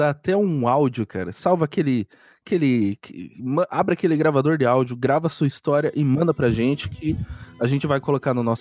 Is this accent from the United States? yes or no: yes; United States; Portuguese is a second language; Eu, eu sou dos Estados Unidos.